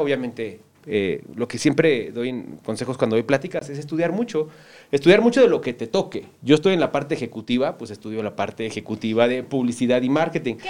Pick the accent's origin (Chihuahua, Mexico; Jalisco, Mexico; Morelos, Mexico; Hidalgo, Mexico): Morelos, Mexico; Cuautla; moved away; siempre crecí aquí en Cuautla